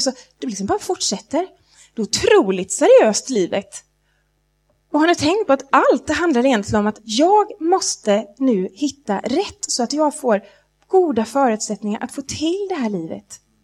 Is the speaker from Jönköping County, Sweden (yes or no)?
yes; Jönköping, Jönköping County, Sweden; när jag växte upp i Jönköping, i vackra Jönköpingsbygden